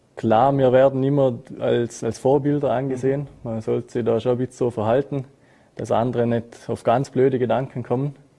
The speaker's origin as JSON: {"language": "German", "area": "Montafon", "region": "Vorarlberg", "country": "Austria", "tie": "born or raised there", "said": "ich bin in Frauberg, da im Montafon, geboren, aufgewachsen und sehe mich ja selber als Österreicher"}